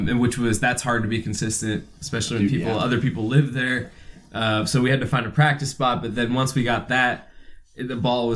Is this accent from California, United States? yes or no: no; Vancouver, Washington, United States; Born and raised, and I finally just bought my first house actually in Vancouver